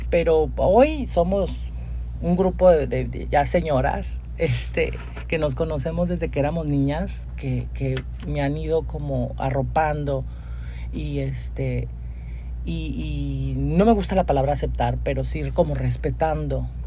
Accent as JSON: {"language": "Spanish", "region": "Durango", "country": "Mexico", "said": "yo no soy de aquí yo soy de Durango yo nací en Durango"}